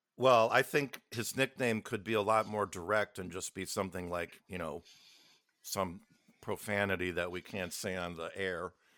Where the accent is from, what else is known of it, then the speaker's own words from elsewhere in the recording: Midwest, United States; Being growing up in the Midwest